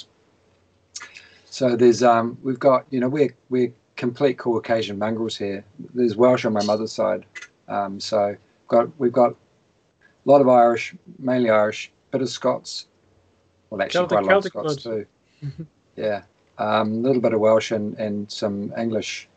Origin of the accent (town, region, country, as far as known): New Zealand